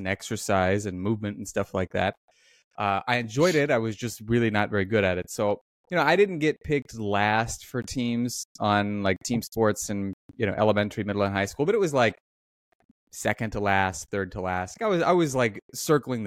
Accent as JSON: {"language": "English", "town": "Omaha", "region": "Nebraska", "country": "United States", "tie": "born or raised there", "said": "I grew up in Omaha, Nebraska"}